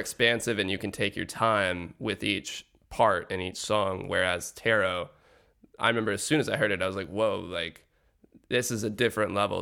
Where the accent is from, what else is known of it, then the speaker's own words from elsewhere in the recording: Atlanta, Georgia, United States; my hometown, Atlanta, Georgia